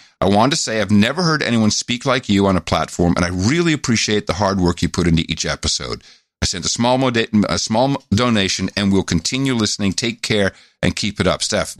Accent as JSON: {"language": "English", "region": "Rhode Island", "country": "United States", "said": "I'm from Rhode Island, and the mob around here is legendary. Yes, my mom also is from Rhode Island."}